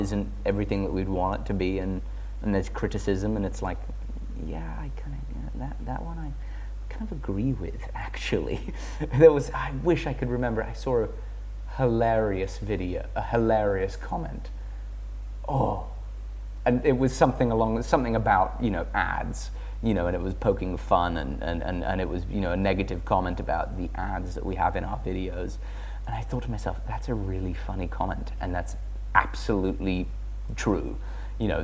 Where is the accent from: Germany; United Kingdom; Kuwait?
United Kingdom; England; being English